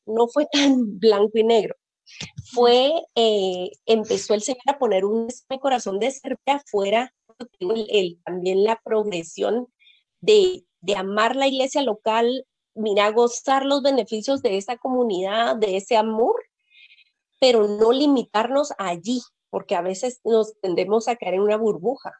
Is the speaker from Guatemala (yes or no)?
yes; Guatemala; yo nací en Guatemala y aquí he vivido toda mi vida